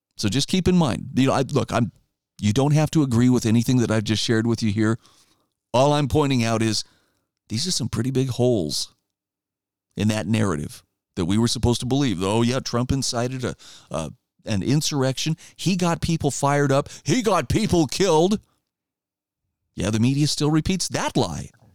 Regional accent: Idaho, United States; my home state of Idaho

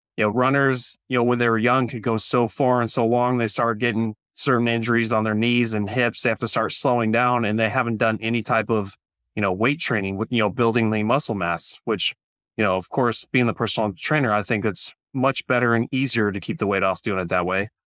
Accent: Central California, United States; also born or lived in Orange County, California; I grew up here in Central California

